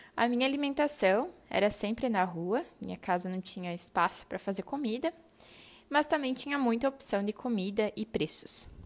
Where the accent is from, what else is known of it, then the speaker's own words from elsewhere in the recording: Santa Rosa, Rio Grande do Sul, Brazil; moved away as an adult; also born or lived in Ningbo, China; Saí de Santa Rosa, minha terra natal